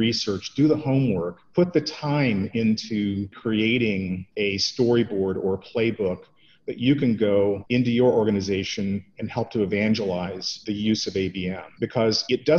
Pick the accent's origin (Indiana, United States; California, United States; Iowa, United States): Indiana, United States; and then came back to my home state, Indiana.